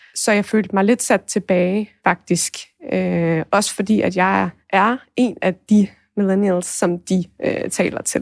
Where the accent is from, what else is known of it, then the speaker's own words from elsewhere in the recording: Thy, North Denmark Region, Denmark; der hvor jeg kommer fra i Thy